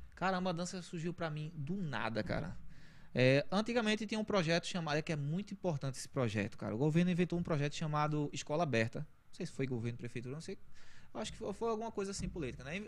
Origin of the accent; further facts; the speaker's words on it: Recife, Pernambuco, Brazil; eu vim de uma comunidade chamada Roda de Fogo. Não tem nada a ver com a minha roda, é Roda de Fogo, é o nome da localidade, né? É, assim, desde, desde a minha infância